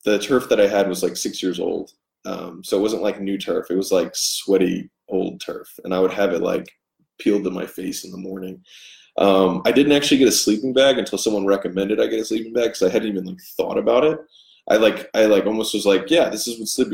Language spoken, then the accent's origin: English; Baltimore, Maryland, United States; moved away as an adult; also born or lived in Inland Empire, California; I'm from Baltimore